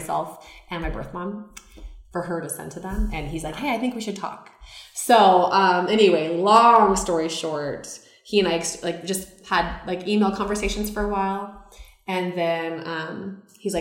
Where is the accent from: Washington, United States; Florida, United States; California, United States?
Washington, United States; Seattle; I was born in Seattle